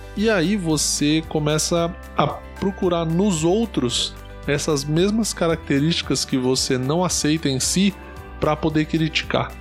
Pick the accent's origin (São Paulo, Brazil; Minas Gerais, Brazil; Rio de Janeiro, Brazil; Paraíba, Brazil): São Paulo, Brazil; Ribeirão Pires; Eu sou de Ribeirão Pires, no ABC, é, muita gente considera como interior, mas não é interior